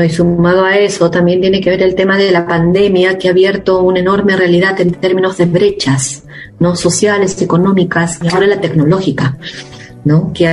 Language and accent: Spanish; Huancavelica, Peru; now in Lima, Peru; soy peruana, eh, peruana y provinciana, que soy del interior de mi país, de una ciudad llamada Huancavelica. Y vivo actualmente en la capital, que es Lima.